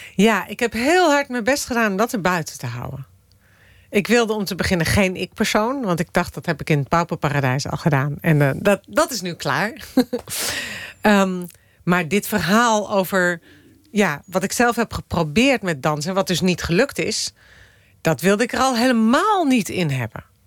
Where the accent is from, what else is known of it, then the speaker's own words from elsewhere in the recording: Amsterdam, North Holland, Netherlands; also born or lived in Moscow, Russia; die tuinstad waar ik ben opgegroeid